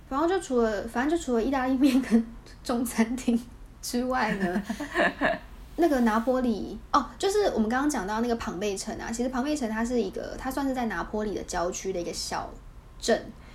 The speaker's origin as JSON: {"language": "Chinese", "country": "Taiwan", "also_born_or_lived": "Vietnam", "said": "我是台湾人"}